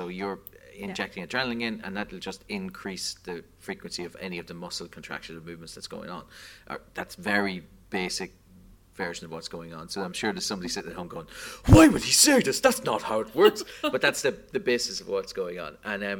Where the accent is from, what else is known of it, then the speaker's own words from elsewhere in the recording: Australia; I'm from Australia.